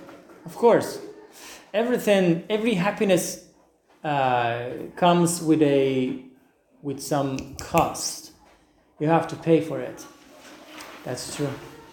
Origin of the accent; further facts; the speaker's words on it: Iran; moved away as an adult; now in Istanbul, Turkey; I'm from Iran. I know some Turkish. I can understand.